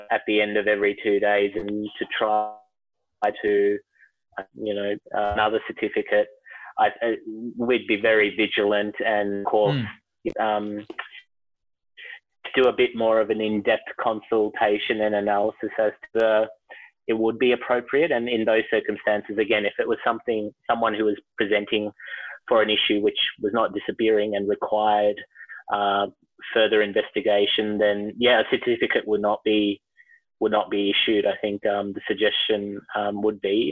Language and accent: English; Melbourne, Victoria, Australia; moved away as an adult; now in Canberra, Australia; born and raised in Melbourne, and it's my home city.